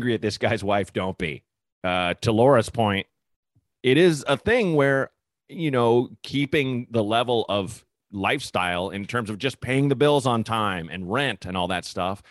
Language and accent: English; Portland, United States; I grew up in Portland.